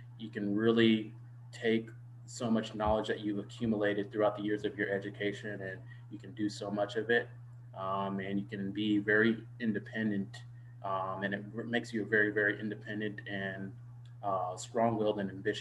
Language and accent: English; Dallas, Texas, United States; moved away as an adult; also born or lived in Indiana / Washington, D.C. / Fort Worth, Texas / Caribbean; now in Detroit, United States; I grew up in Dallas, Texas